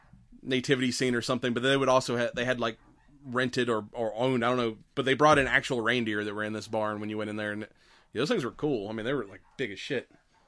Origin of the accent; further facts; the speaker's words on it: Georgia, United States; I mean, we're from the South. I'm used to, like, your regular Georgia mule deer, which aren't that big